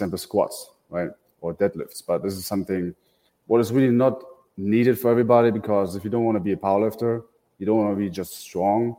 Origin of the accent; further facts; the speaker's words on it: Germany; moved away as an adult; now in Tampa, United States; I come from Germany, so I moved to the Tampa Bay area 2.5 years ago